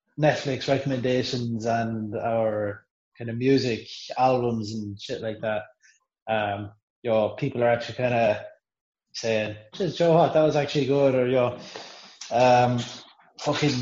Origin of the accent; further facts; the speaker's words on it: Ireland; I'm Irish